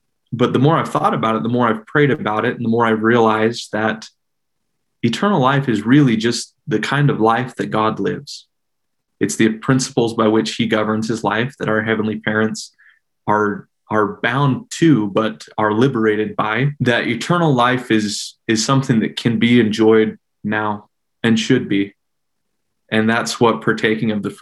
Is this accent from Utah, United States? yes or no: yes; Salt Lake City, Utah, United States; I grew up in the Mill Creek neighborhood on the east benches of Salt Lake City